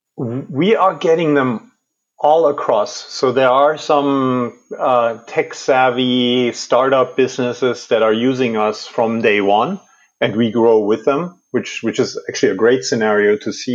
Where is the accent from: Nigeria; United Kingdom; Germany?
Germany; moved away as an adult; also born or lived in Washington D.C.; I was, I was born and raised in Germany.